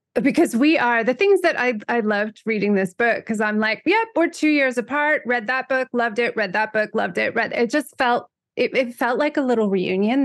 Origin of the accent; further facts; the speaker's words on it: United States; moved away as an adult; also born or lived in Europe; I grew up in America